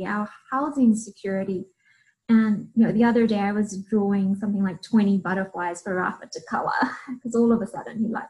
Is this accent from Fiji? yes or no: yes; Fiji; moved away; I'm originally from Fiji